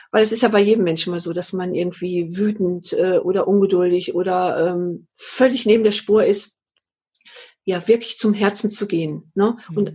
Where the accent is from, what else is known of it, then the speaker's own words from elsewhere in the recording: North Rhine-Westphalia, Germany; dass ich so, so dussel, sagt man bei uns im Ruhrgebiet.